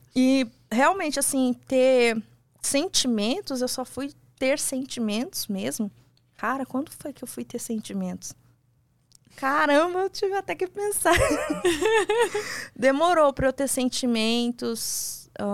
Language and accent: Portuguese; São Paulo, Brazil; sou de São Paulo